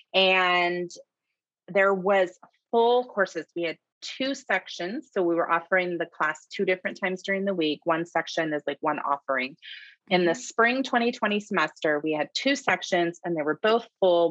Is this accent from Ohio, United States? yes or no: no; Shasta County, California, United States; I'm born and raised in Shasta County